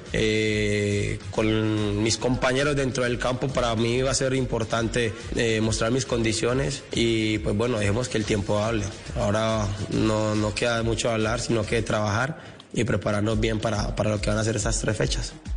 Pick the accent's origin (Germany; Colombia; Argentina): Colombia; en mi país